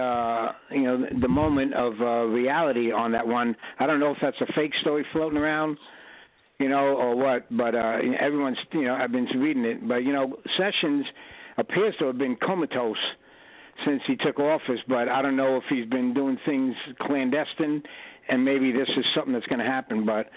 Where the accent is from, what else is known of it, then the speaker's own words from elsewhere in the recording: New York, United States; moved away; originally New York